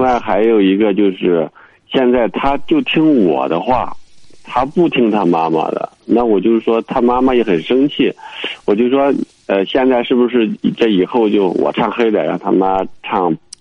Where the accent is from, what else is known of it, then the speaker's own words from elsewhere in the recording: Henan, China; moved away as an adult; now in Urumqi, China; 我是河南的，我在乌鲁木齐